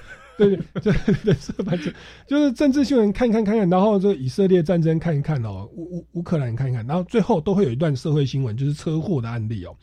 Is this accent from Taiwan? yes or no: yes; Taiwan; 我们台湾人